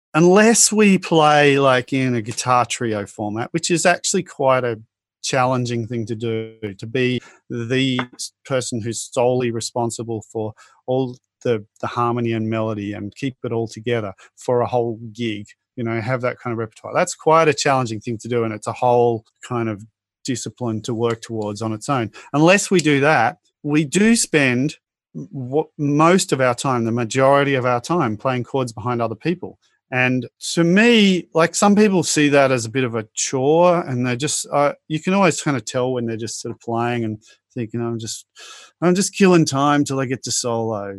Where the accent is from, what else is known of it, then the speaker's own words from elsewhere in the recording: Australia; growing up in Australia